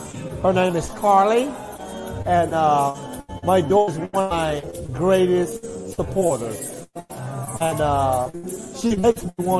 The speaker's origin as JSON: {"language": "English", "town": "Marvell", "region": "Arkansas", "country": "United States", "tie": "born or raised there", "moved": "as an adult", "said": "You know, I'm thankful being from Little Town Mall."}